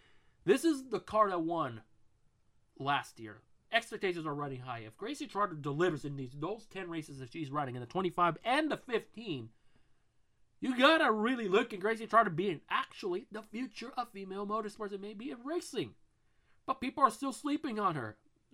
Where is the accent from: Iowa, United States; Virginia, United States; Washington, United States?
Washington, United States; we're both from Washington.